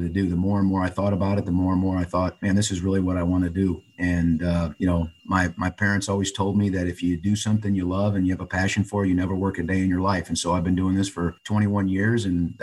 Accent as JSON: {"language": "English", "area": "just outside of Chicago", "region": "Illinois", "country": "United States", "tie": "born or raised there", "said": "I grew up just outside of Chicago"}